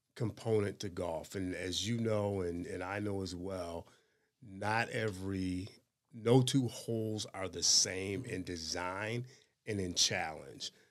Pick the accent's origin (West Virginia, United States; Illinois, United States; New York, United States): Illinois, United States; Chicago; I grew up in the Chicago area